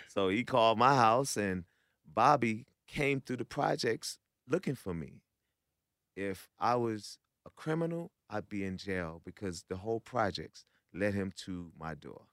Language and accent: English; New York, United States; I'm from New York